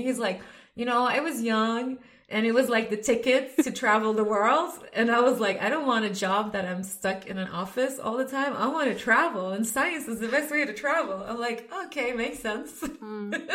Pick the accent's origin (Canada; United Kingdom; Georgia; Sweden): Sweden; moved away as an adult; also born or lived in Lebanon / Dresden, Germany; So I grew up in Sweden.